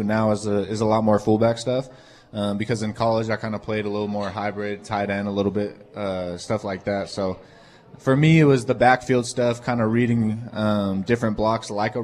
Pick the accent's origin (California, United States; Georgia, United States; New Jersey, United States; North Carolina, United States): California, United States; Folsom; moved away as an adult; also born or lived in Cincinnati, Ohio; now in Green Bay, United States; I'm actually from Sacramento, California, mm-hmm. Northern California, about 30 minutes outside Sacramento